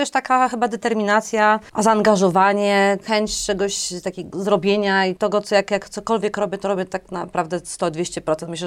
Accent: Warsaw, Masovian Voivodeship, Poland; born there; ja urodziłam się w Warszawie, mhm. e, na Brudnie, znaczy w ogóle na szpitalu praskim. Cała moja rodzina z taty, od taty strony to ze Szmulek

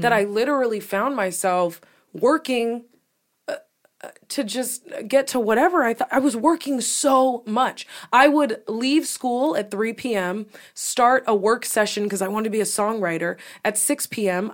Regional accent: New York, United States; accent: New York; my accent from New York

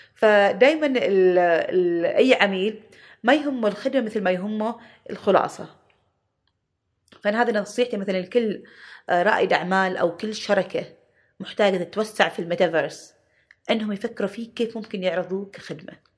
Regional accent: Oman; احنا عمانيين

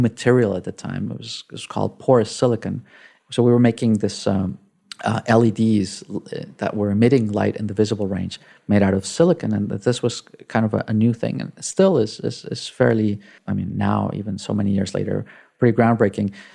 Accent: Mexico City, Mexico; English is a second language; moved away as an adult; I grew up in Mexico City. Um, I spent, uh, the first eighteen years of my life in, uh, in Mexico

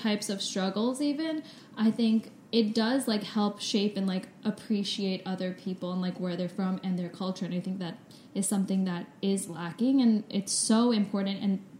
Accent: Miami Beach, Florida, United States; I grew up in Miami Beach, so surrounded by all sorts of immigrants. Both my parents are immigrants. My dad came from Belgium and was, like, my grandparents were Holocaust survivors, and my mom's from Taiwan and they were refugees from China as well.

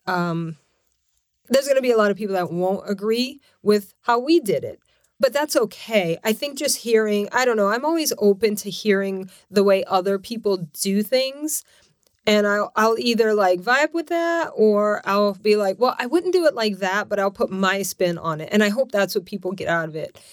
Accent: Lafayette, Louisiana, United States; moved away as an adult; also born or lived in New York City / Connecticut; now in California, United States; I was born and raised in Louisiana, Lafayette, Louisiana, and so lived there twenty-five years

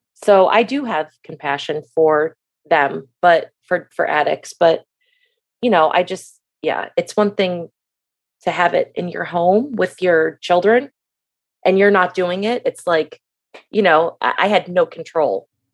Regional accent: Michigan, United States; moved away as an adult; now in Florida, United States; I am from Michigan, and I moved to Florida when I was eighteen

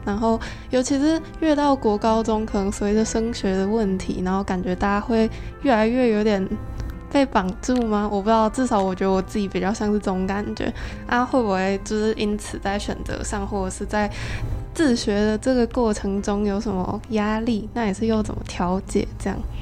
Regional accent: Changhua County, Taiwan; 因为我是彰化人，然后那间就是彰化私校，啊，我蛮多认识的朋友都读那里

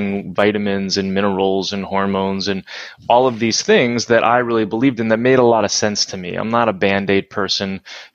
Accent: New Jersey, United States; I grew up in New Jersey

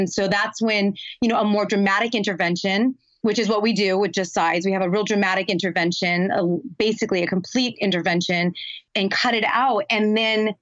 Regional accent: Los Angeles, California, United States; I grew up in Los Angeles

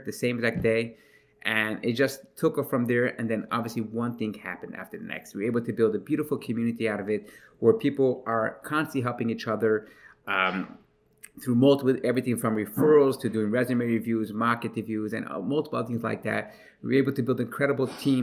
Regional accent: New York City, New York, United States; I'm from Brooklyn, New York, in a town, in a place called Crown Heights

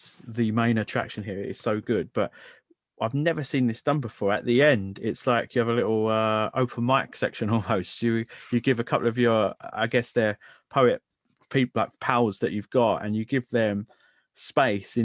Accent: London, United Kingdom; growing up in London

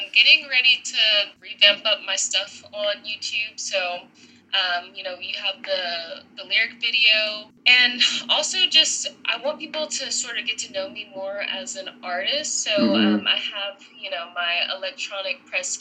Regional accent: Nashville, Tennessee, United States; I was born and raised.

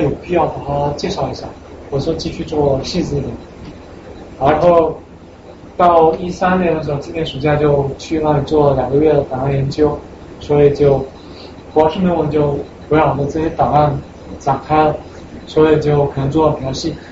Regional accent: China; now in United States; 我是一个中国人

